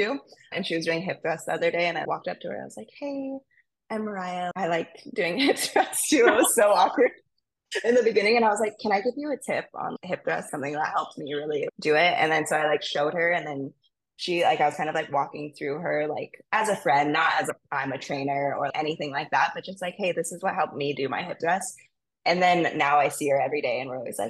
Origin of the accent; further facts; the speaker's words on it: Maui, Hawaii, United States; I'm from Maui and I grew up here